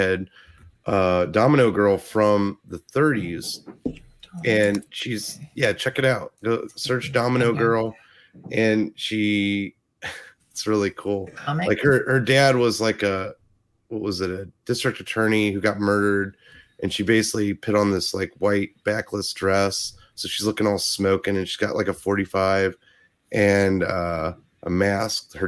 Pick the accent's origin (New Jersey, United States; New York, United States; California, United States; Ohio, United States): Ohio, United States; accent: Ohio; my Ohio accent